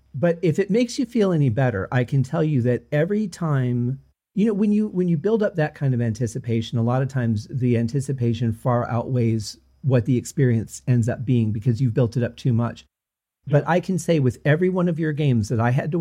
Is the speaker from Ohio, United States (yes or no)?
no; outside of Detroit, Michigan, United States; where I was growing up outside of Detroit.